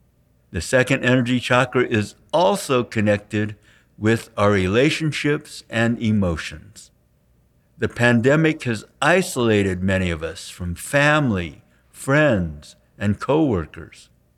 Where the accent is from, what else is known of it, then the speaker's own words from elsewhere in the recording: San Francisco, California, United States; We saw Master Shah speak and give a healing demonstration at an expo in San Francisco, my hometown.